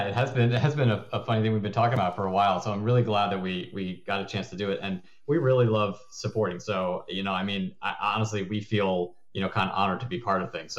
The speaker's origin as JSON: {"language": "English", "region": "Connecticut", "country": "United States", "said": "No, I'm from Connecticut, actually, originally. So I think that in the U.S., that's one of the places where there's not really an accent."}